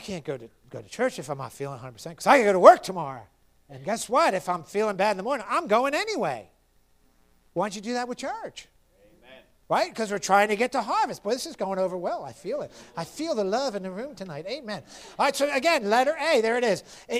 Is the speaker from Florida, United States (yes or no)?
yes; Florida, United States; And you know, I'm from Florida and I have thin blood and I just can't do it.